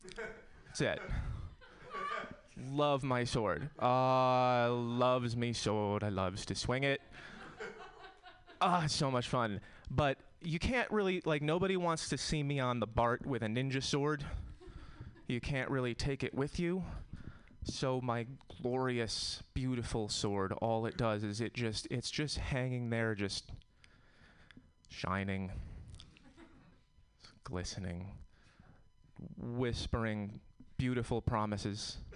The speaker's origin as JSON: {"language": "English", "region": "Connecticut", "country": "United States", "said": "I'm from Connecticut. We have different problems in Connecticut."}